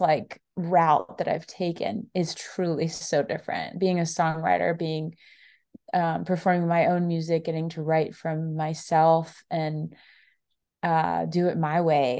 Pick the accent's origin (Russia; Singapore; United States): United States; South Florida; now in Nashville, United States; I'm from Florida